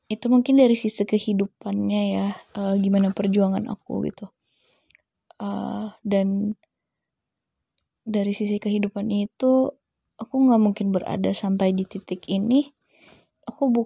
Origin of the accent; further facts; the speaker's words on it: Jakarta, Indonesia; born there; dulu aku lahir di Jakarta pada bulan September tahun 1999